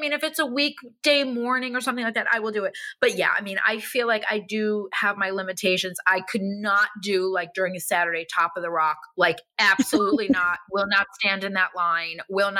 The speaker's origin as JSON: {"language": "English", "town": "New York City", "region": "New York", "country": "United States", "said": "I feel like even as a New Yorker, like today I had to go and get a small little suitcase."}